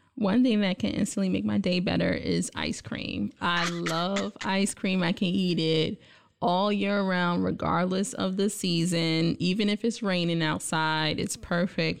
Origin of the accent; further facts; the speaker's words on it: New York City, New York, United States; moved away as an adult; also born or lived in Buffalo, New York / Indiana; now in Lansing, United States; I grew up in Brooklyn, New York